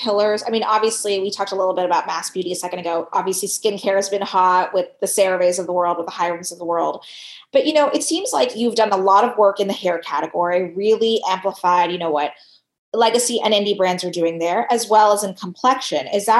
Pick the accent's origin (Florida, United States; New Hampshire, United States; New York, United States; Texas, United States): Texas, United States; Laredo; And, you know, I'm from Laredo, Texas, all the way on the border of Texas and Mexico.